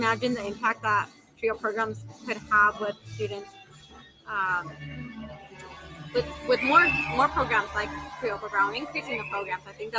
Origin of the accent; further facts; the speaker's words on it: Greeley, Colorado, United States; I am from Greeley.